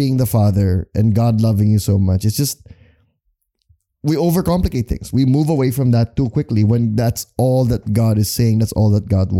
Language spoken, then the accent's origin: English; Philippines; as a Filipino Christian.